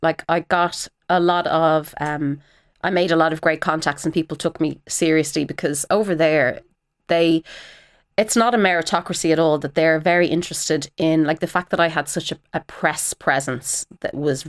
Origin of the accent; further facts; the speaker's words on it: Ireland; So there was an immediate sort of respect as being an Irish person, you know, with our history of storytelling and all of that.